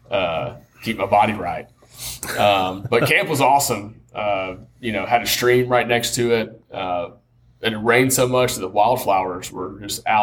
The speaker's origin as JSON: {"language": "English", "region": "Tennessee", "country": "United States", "said": "I'm from Tennessee, brother."}